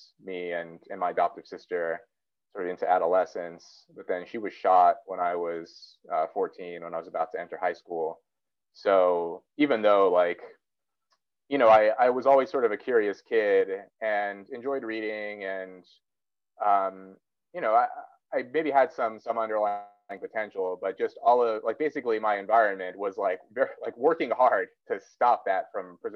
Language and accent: English; Los Angeles, California, United States; also born or lived in Yale; now in Cambridge, United Kingdom; I was born in Los Angeles